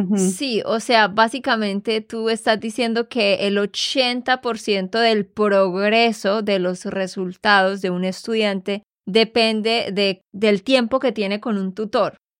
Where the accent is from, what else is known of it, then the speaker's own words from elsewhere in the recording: Santander, Colombia; de Santander, Colombia